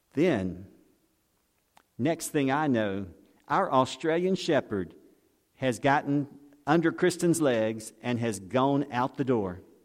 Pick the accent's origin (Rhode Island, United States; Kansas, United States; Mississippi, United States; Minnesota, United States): Mississippi, United States; Pascagoula; I grew up in Pascagoula